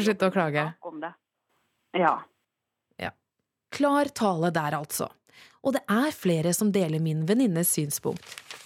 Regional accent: Southern Norway, Norway; Som søring

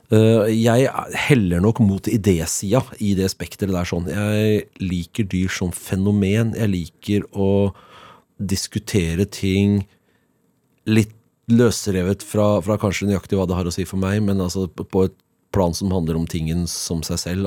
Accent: Oslo, Norway; Jeg er født og oppvokst i Oslo. Jeg er Oslo-gutt på min hals

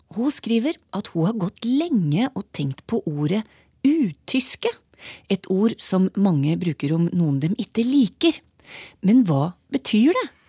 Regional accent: Steigen, Nordland, Norway; jeg er fra Steigen.

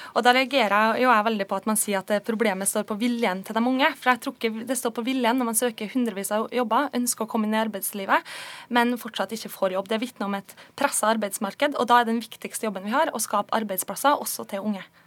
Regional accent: Kristiansund, Møre og Romsdal, Norway; Jeg kommer jo sjøl fra Kristiansund på Nordvestlandet

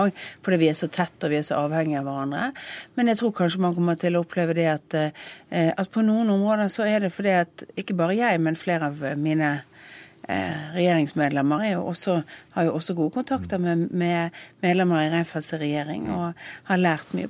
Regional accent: Western Norway, Norway; jeg kommer fra Vestlandet

